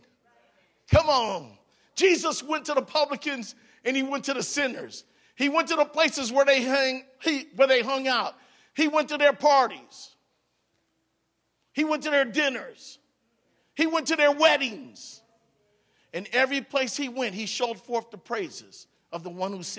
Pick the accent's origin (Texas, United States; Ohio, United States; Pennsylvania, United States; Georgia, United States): Ohio, United States; Cleveland; also born or lived in Hawaii; now in Alaska, United States; I was born in Cleveland, Ohio